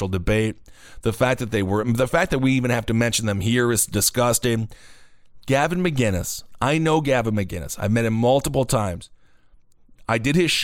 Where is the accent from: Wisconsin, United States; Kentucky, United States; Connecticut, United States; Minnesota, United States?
Wisconsin, United States; This is my home state